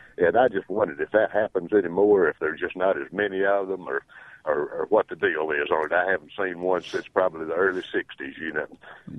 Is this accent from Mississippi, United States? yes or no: yes; Booneville, Mississippi, United States; I grew up in Prentice County, of course, right in the Boonville area. And back in the early 60s, when I was a young boy anyway